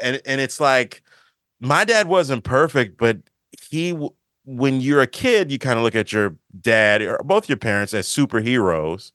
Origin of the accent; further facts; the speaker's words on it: Maryland, United States; being from the Maryland, the D M V or whatever people call it, being from the area